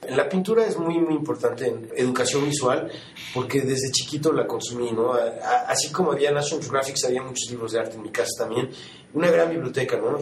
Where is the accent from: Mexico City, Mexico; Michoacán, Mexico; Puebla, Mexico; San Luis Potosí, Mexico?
Mexico City, Mexico; moved away as an adult; now in New York, United States; yo nací en la Ciudad de México y, y sí, bueno, eh, llevo 25 años que, que, me mudé a Nueva York, me mudé a los 19 años